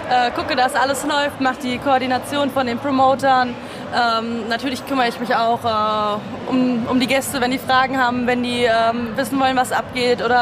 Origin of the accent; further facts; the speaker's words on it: Rüdesheim am Rhein, Hesse, Germany; Ähm, ich komme aus Hessen, aus dem schönen Rheingau.